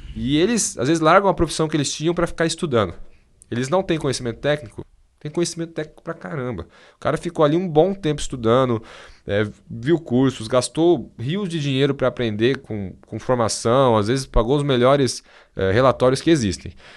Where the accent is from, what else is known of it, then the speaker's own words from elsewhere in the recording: Brazil; eu sou brasileiro